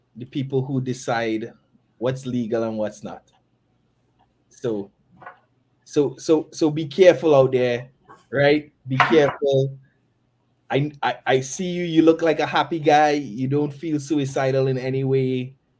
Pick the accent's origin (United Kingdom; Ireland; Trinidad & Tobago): Trinidad & Tobago; Tobago; I'm originally from Tobago